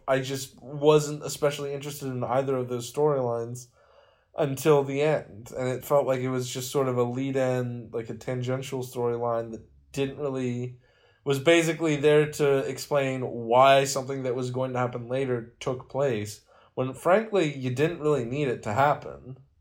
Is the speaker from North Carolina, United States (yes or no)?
no; West Virginia, United States; being from West Virginia